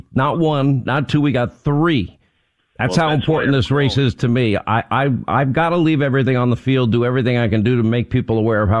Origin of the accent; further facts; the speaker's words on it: New York, United States; I was born and raised in New York.